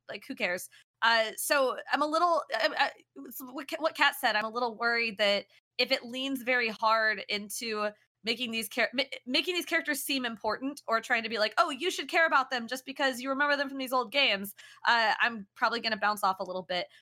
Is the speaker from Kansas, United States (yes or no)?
yes; Kansas, United States; moved away as an adult; now in San Francisco Bay Area, United States; I'm from Kansas